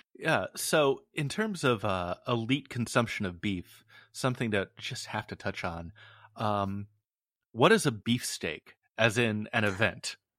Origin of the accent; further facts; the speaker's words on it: West Coast, United States; I'm from the West Coast